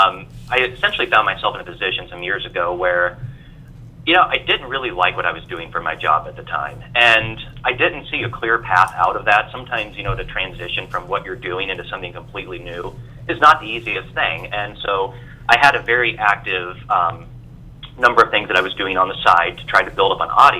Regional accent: Des Moines, Iowa, United States; I grew up in Des Moines, Iowa. That's where I'm at still. You know, I've come back to Des Moines after being away

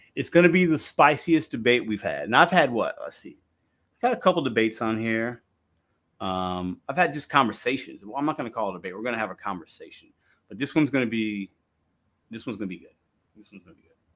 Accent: Chicago, Illinois, United States; also born or lived in Midwest; I was born in Chicago. I got a little city boy in me

